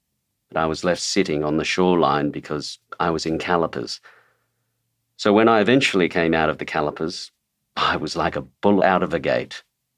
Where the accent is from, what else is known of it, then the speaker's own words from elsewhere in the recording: Sydney, New South Wales, Australia; also born or lived in Broadford, Australia; I was born in Broadford in Victoria, and then my father went to New Guinea during the war, so we came over to Sydney to stay with my auntie and uncle.